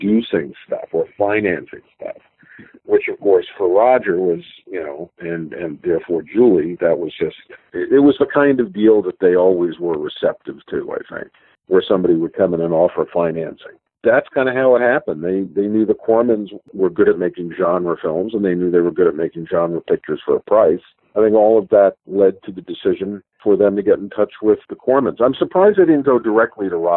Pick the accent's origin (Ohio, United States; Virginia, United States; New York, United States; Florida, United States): New York, United States; moved away as an adult; now in California, United States; We knew each other from our fan days in New York. We're both from New York.